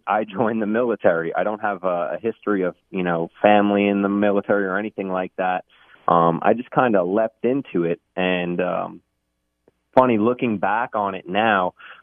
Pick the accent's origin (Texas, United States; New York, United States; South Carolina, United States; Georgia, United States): New York, United States; Long Island; I grew up in Long Island, New York, you know, born and raised there for most of my life